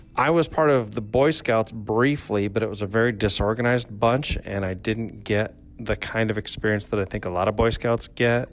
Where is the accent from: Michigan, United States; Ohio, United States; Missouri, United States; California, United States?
Michigan, United States; Traverse City; also born or lived in Grand Rapids, Michigan; I was born in Grand Rapids but raised in Traverse City